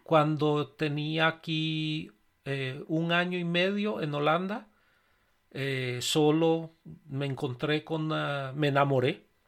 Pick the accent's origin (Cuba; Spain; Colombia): Colombia; moved away as an adult; yo venía desde Colombia